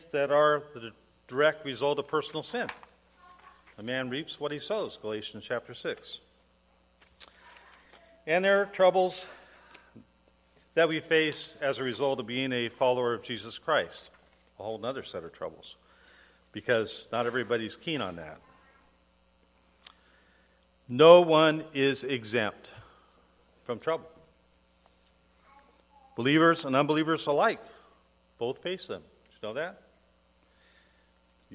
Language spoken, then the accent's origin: English; Portland, Oregon, United States; the hospital I was born in Portland no longer exists